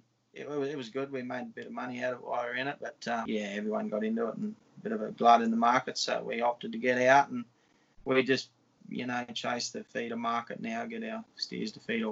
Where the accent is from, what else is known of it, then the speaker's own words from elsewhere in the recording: Monduran / Mount Perry area, Queensland, Australia; I grew up in the Mondo Mount Perry area. My parents still live there